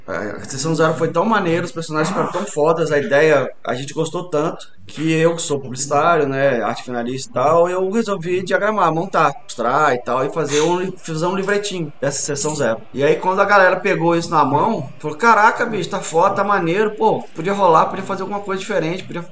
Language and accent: Portuguese; Espírito Santo, Brazil; also born or lived in Rio de Janeiro; Eu sou carioca de nascença, mas sou capixaba de criação.